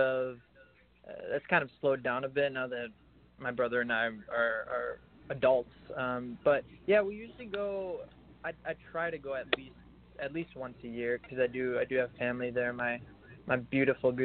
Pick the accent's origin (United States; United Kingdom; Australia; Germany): United States; Chicago, Illinois; first language French; English is a second language; also born or lived in France; I was actually born in Chicago, and then when I was a couple months old, my family moved to France, and then I grew up there until I was about 6 years old. Until I came back to Chicago, at six.